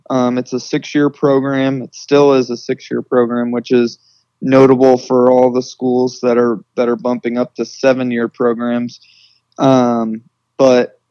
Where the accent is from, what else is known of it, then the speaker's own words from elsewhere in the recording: St. Louis, Missouri, United States; moved away as an adult; also born or lived in Indianapolis, Indiana; I'm born and raised in St. Louis, Missouri.